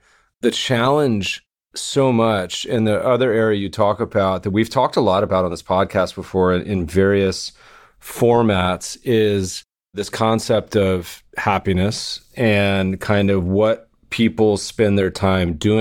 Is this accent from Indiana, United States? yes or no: no; Denver, Colorado, United States; growing up in Denver